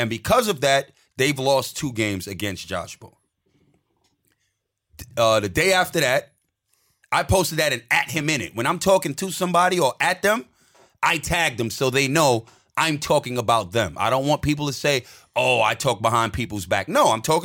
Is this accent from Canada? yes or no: no; Australia; I'm Australian